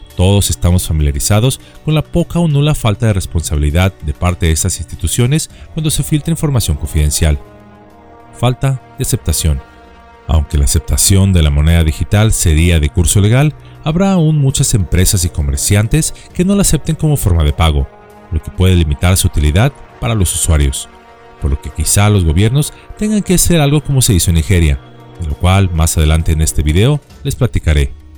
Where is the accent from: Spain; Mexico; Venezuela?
Mexico; en nuestro país, México